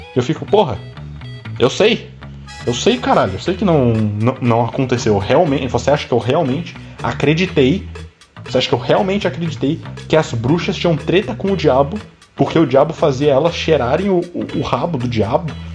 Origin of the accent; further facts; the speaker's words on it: Florianópolis, Santa Catarina, Brazil; eu sou de Florianópolis